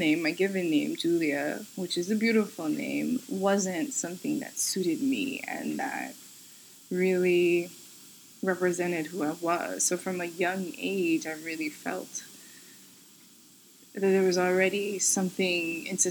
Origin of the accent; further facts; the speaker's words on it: New York City, New York, United States; I'm born and raised in New York City.